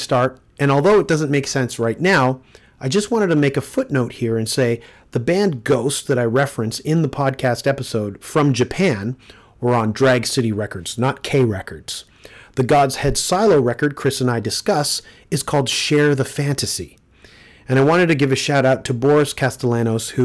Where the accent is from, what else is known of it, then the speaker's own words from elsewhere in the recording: Toronto, Ontario, Canada; my hometown